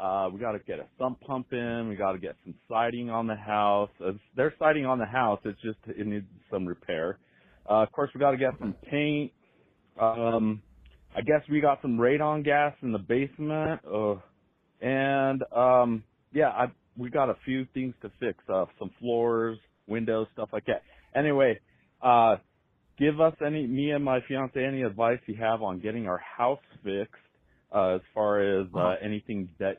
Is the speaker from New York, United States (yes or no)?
no; Albuquerque, New Mexico, United States; now in Denver, United States; just purchased a house in Trinidad, Colorado, which is 3 hours south of Denver and 3 hours north of Albuquerque, New Mexico, my hometown.